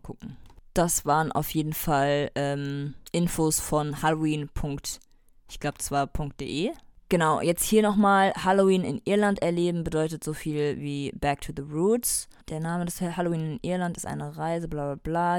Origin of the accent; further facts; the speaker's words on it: Germany; wir als Deutsche